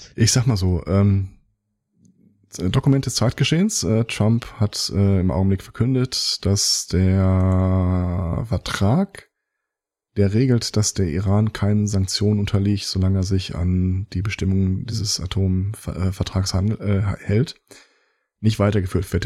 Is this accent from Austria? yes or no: no; Germany